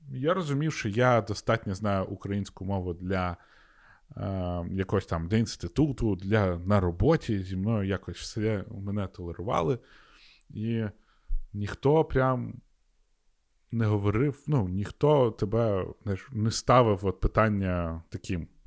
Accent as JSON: {"language": "Ukrainian", "region": "Sakha Republic", "country": "Russia", "first_language": "ru", "second_language": "Ukrainian", "moved": "yes", "lives_now": "Lviv, Ukraine", "said": "Я приїхав сюди у Львів з е, Якутії"}